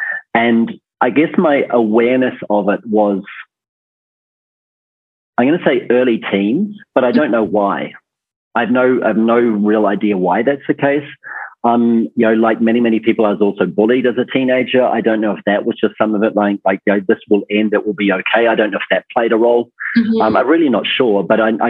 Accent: New Zealand; born or raised there

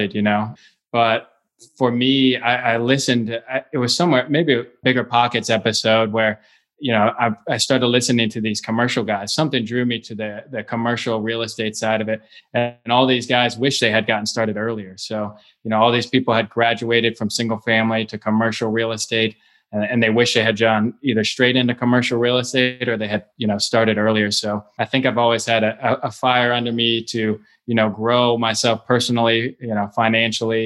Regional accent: Cincinnati, Ohio, United States; I was born and raised in Cincinnati, Ohio

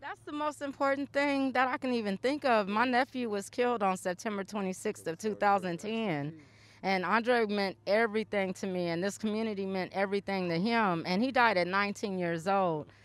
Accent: Portland, Oregon, United States; I grew up in this part

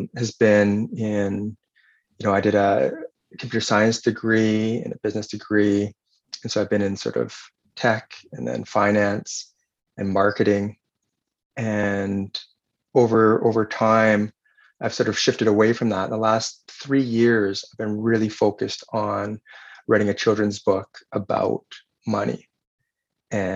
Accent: northern Vancouver Island, British Columbia, Canada; now in Victoria, Canada; I grew up on the West Coast my entire life. So I grew up on northern part of the island.

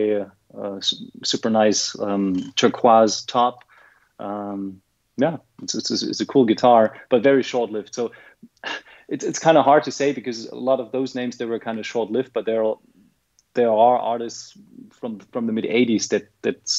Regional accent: Germany; I'm from Germany

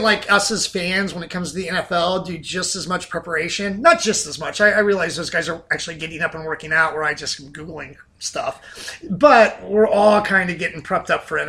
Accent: Southern Ohio, United States; I grew up in Southern Ohio

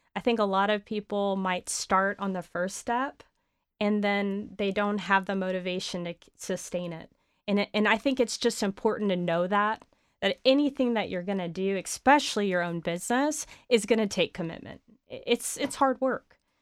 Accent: San Antonio, Texas, United States; also born or lived in Dallas / London; growing up in San Antonio

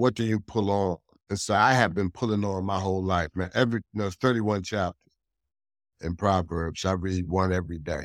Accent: Hartford, Connecticut, United States; I'm born and raised in Hartford, Connecticut

